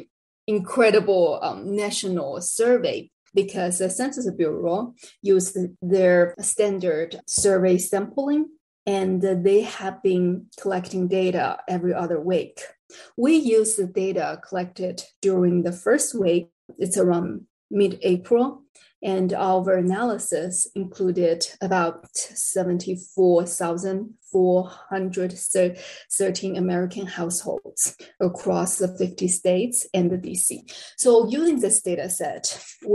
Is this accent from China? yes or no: yes; China; moved away as an adult; also born or lived in Texas, United States; now in El Paso, United States; I'm originally from China. I came to the US in 2007.